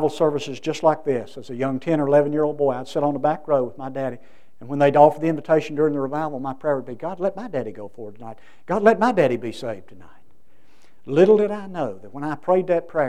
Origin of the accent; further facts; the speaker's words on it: United States; my hometown of Parrisburg.